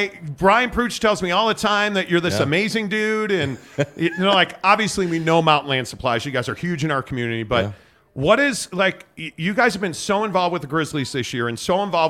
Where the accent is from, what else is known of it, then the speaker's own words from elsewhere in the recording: Chicago, Illinois, United States; Yes, born and raised in Chicago.